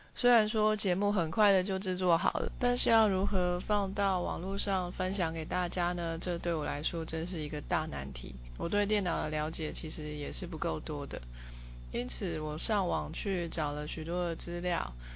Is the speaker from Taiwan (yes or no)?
yes; Taiwan; 我完全是一个土生土长台湾人，我没有在国外留学过，我也没有在国外生活过